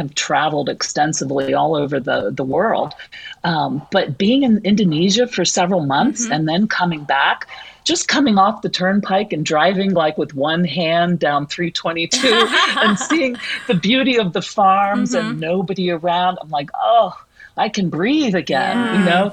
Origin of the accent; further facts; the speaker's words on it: Palmyra, Pennsylvania, United States; I'm born and raised in Palmyra. I'm a product of Palmyra High School